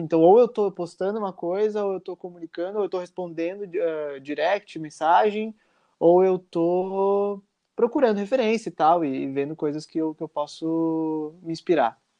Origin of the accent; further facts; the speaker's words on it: Caxias do Sul, Rio Grande do Sul, Brazil; eu sou de Caxias do Sul, né, no Rio Grande do Sul